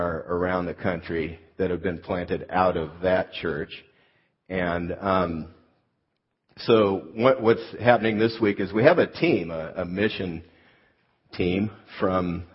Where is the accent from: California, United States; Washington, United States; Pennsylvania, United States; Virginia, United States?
California, United States; moved away as an adult; also born or lived in Fort Worth, Texas; I moved from California. I'm native Californian, went to Fort Worth, Texas